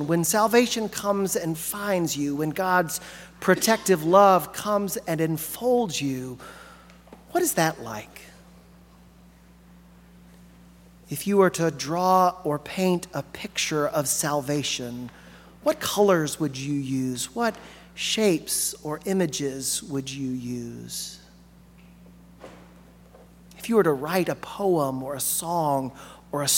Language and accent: English; Alabama, United States; now in Arkansas, United States; I grew up in Alabama